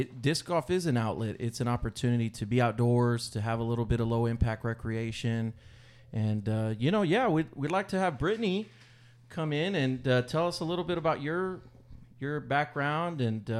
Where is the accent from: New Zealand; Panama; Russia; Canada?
Panama; Panama City; born there; first language Spanish; English is a second language; also born or lived in San Antonio, Texas, United States; I was born in Panama City, Panama. Que viva Panama. Spanish is my native language.